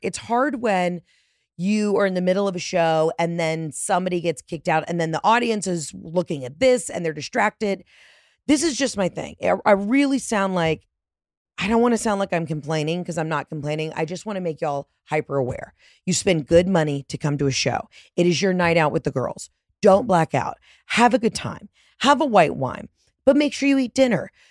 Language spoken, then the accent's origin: English; Georgia, United States; also born or lived in Mississippi; as a Georgia girly, as a homeowner in Mississippi